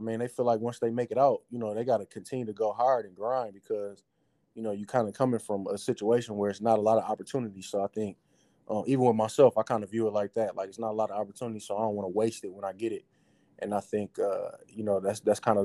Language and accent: English; Flint, Michigan, United States; I love growing up in Flint